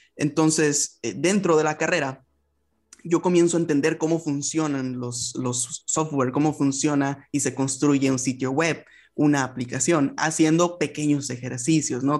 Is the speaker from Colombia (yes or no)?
no; Ensenada, Baja California, Mexico; soy mexicano, eh, yo soy del norte del país, me encuentro en Baja California y en el municipio concretamente de Ensenada